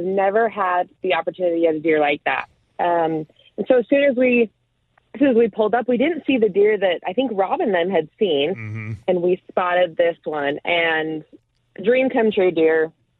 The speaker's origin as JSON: {"language": "English", "region": "Utah", "country": "United States", "said": "I am from Utah"}